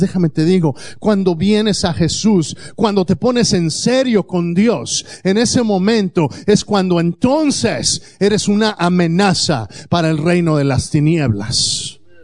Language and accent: Spanish; Mexico; moved away; cuando yo crecí allá en México